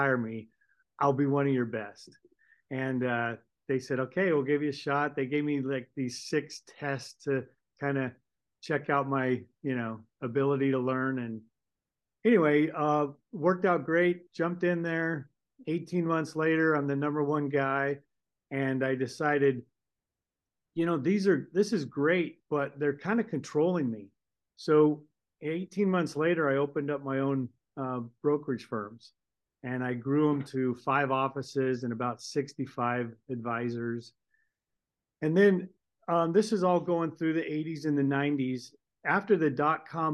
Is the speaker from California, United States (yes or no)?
yes; California, United States; moved away as an adult; now in Boise, United States; I'm a Californian. I'm a grown California, but I left California in about 1990